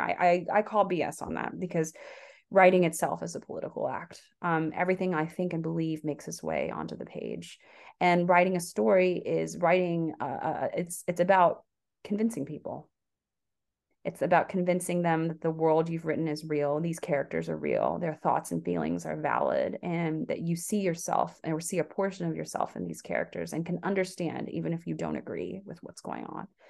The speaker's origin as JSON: {"language": "English", "region": "the South", "country": "United States", "tie": "born or raised there", "also_born_or_lived": "Korea", "said": "I was raised in the South."}